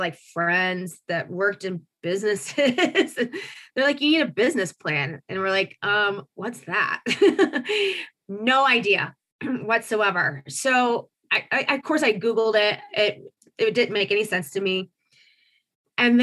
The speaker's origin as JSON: {"language": "English", "town": "Marion", "region": "Indiana", "country": "United States", "tie": "born or raised there", "also_born_or_lived": "Colorado", "moved": "as an adult", "said": "I grew up in a kind of a little factory town called Marion, about northeast of Indy, about an hour"}